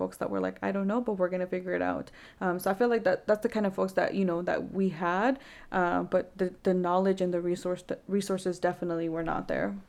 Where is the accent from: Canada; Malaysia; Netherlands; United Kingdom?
Canada; Vancouver, British Columbia; I remember, like, growing up in Vancouver, there wasn't really many resources